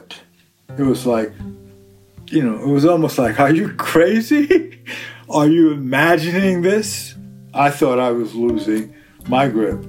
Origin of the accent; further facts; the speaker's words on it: New York City, New York, United States; I come from the Bronx.